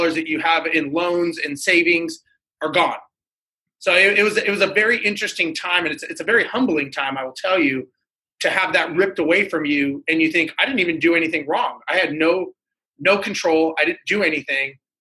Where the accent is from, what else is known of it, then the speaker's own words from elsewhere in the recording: Los Angeles, California, United States; Born and raised in Los Angeles, grew up there